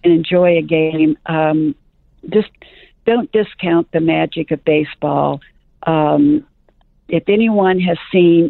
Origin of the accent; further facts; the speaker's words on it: St. Louis, Missouri, United States; moved away; I was raised in St. Louis